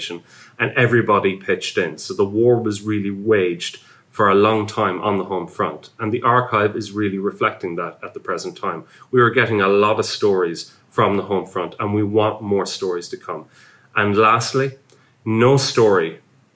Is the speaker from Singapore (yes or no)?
no; Ireland; now in United Kingdom; I'm Irish.